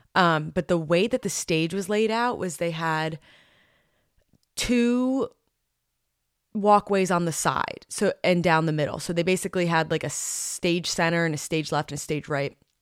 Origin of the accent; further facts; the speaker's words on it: New Jersey, United States; in my home state